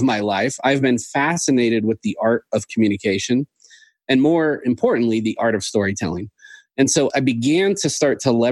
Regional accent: Seattle, Washington, United States; moved away as an adult; also born or lived in Sioux Falls, South Dakota; I grew up in Seattle, the Seattle area, went to college up there and lived there for a while

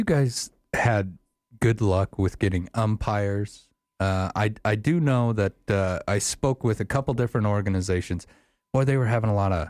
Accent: Afton, Wyoming, United States; When I was a little kid, I grew up over in Afton

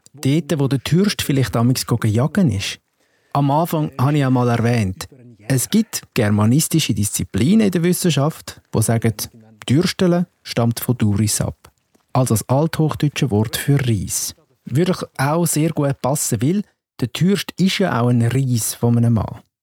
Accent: Switzerland; bei uns in der Schweiz

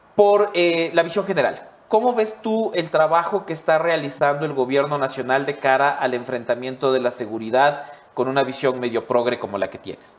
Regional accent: Ecuador; todos los ecuatorianos

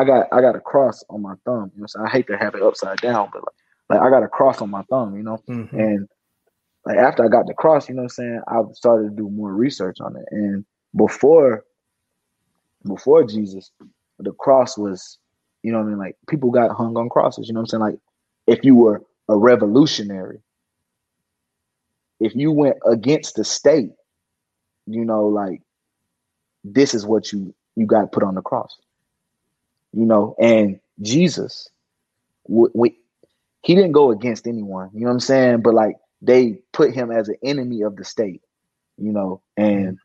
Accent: South Pittsburg, Tennessee, United States; I came from South Pittsburgh, Tennessee, USA.

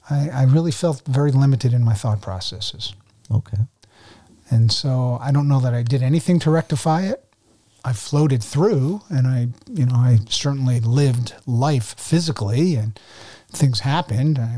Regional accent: New Jersey, United States; I was born in New Jersey, two parents, three older sisters, Jewish family. And uh, the Jewish blood goes all the way back on both sides

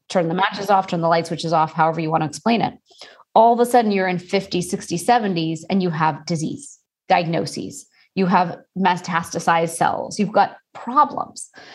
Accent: Houston, Texas, United States; I am Indian and I was born and raised in Houston, Texas

